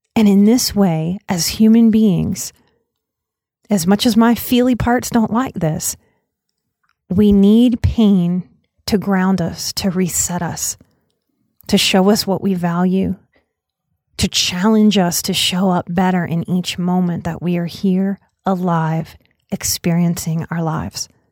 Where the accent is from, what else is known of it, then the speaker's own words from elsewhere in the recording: United States; as an American society